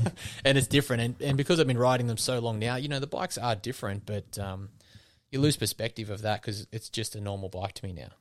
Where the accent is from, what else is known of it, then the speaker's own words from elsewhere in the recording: Wollongong, New South Wales, Australia; my hometown